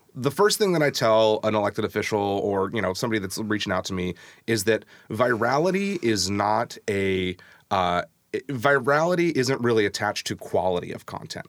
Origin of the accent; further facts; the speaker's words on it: SeaTac, Washington, United States; moved away as an adult; now in Tacoma, United States; It was my hometown